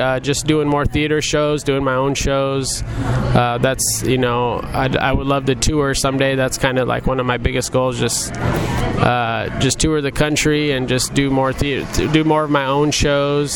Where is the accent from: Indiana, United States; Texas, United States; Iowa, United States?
Iowa, United States; Muscatine; also born or lived in Las Vegas; I was born and raised in Muscatine